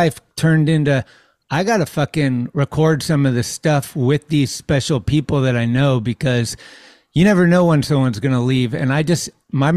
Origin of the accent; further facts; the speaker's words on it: San Carlos, California, United States; I was from San Carlos